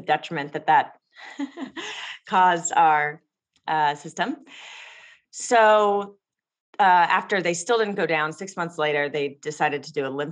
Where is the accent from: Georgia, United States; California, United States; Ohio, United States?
California, United States; Los Angeles; I grew up in Los Angeles